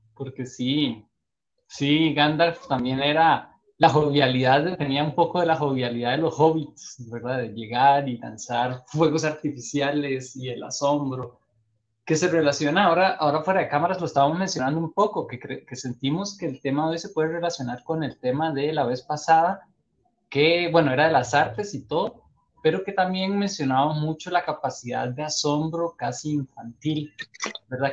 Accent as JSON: {"language": "Spanish", "country": "Costa Rica", "said": "de Costa Rica."}